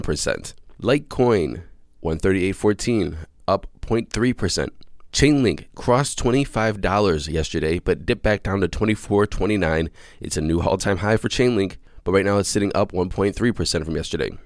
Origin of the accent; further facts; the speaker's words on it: Cleveland, Ohio, United States; the Cleveland Browns are my hometown American football team